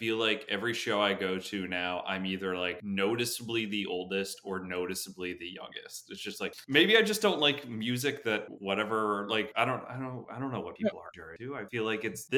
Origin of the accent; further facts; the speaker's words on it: DC area, Virginia, United States; moved away as an adult; also born or lived in Washington, District of Columbia, United States / Arlington, Virginia; now in Chicago, United States; we grew up in the DC area. And then we, like, I always tell people, I'm like, oh, you know, I'm from Virginia